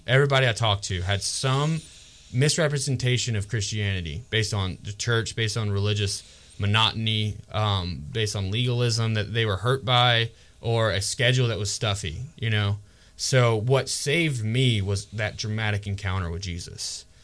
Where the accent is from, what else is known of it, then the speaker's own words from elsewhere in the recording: Georgia, United States; moved away; really close to my hometown in Georgia